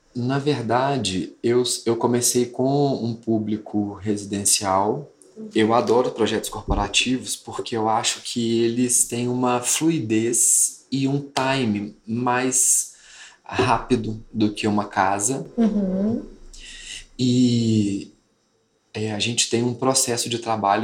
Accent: Congonhas, Minas Gerais, Brazil; moved away as an adult; eu sou de Congonhas e vim morar aqui com os 18 anos

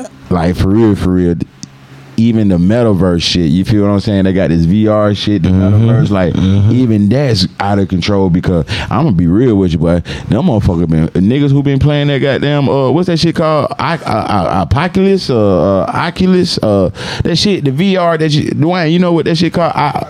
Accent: Atlanta, Georgia, United States; growing up in Atlanta, we had games

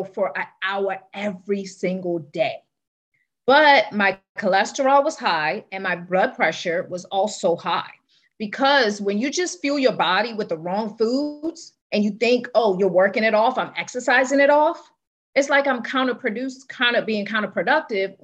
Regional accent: Trinidad & Tobago; born and raised in Trinidad

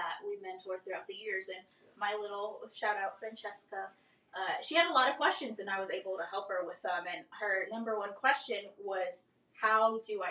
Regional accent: Rio Grande Valley, Texas, United States; moved away as an adult; also born or lived in San Antonio; now in Tulsa, United States; I am from the deep south of Texas in the Rio Grande Valley

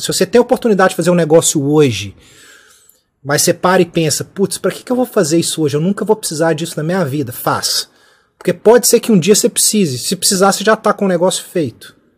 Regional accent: Brazil; moved away as an adult; now in United Kingdom; a gente brasileiro

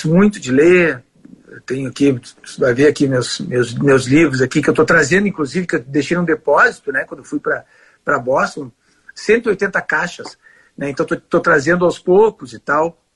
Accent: Porto Alegre, Rio Grande do Sul, Brazil; eu sou gaúcho, sou de Porto Alegre, eu fui para lá para trabalhar no Diário Catarinense

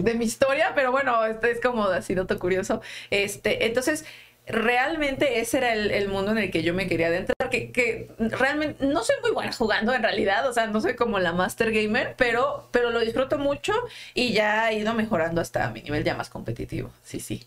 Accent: Xalapa, Veracruz, Mexico; moved away as an adult; now in Mexico City, Mexico; Yo vengo de una pequeña ciudad llamada Jalapa de Veracruz

